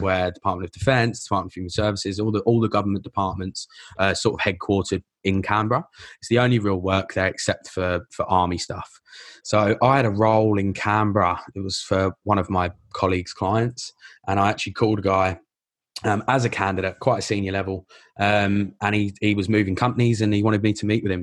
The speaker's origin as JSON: {"language": "English", "area": "Essex", "region": "East of England", "country": "United Kingdom", "tie": "born or raised there", "also_born_or_lived": "London", "moved": "as an adult", "lives_now": "Melbourne, Australia", "said": "I grew up in England, but no, I, I live here now. This is, this is home."}